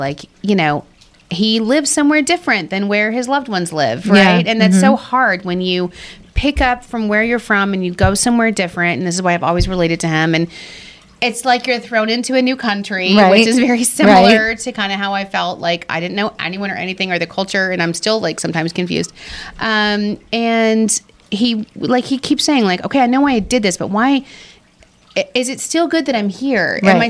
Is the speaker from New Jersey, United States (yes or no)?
no; Texas, United States; accent: Texas; My Texas accent.